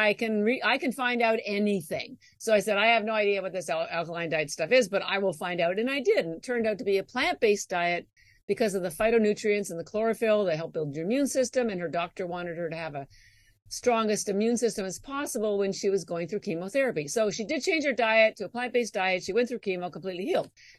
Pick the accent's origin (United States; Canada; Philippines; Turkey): Canada; moved away as an adult; I'm actually Canadian, as I may have mentioned, and all my education was in Canada.